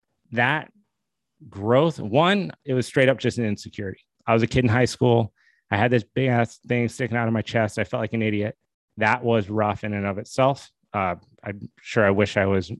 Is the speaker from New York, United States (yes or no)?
no; Steamboat Springs, Colorado, United States; also born or lived in Boston, Massachusetts; I was born in Boston, but I grew up in Steamboat Springs, Colorado. We moved to Steamboat when I was about 9 years old